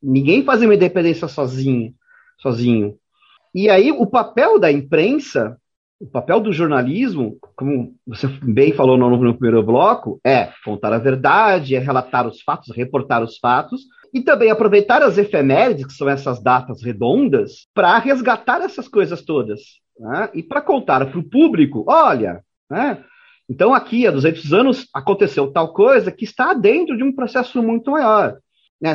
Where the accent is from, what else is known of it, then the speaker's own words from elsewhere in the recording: Brazil; nós brasileiros, nós jornalistas brasileiros